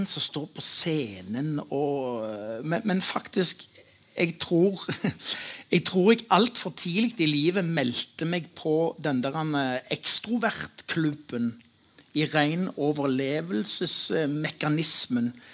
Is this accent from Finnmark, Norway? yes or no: no; Stavanger, Rogaland, Norway; jeg er fra Pedersgata